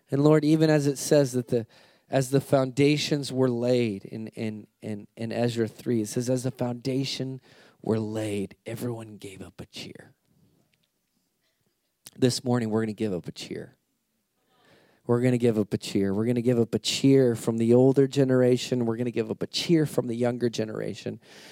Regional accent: United States; I'm American

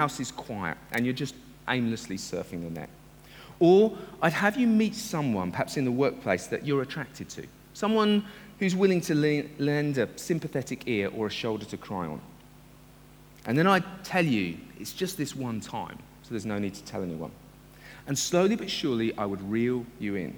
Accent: United Kingdom; I love being a Brit and coming from Britain

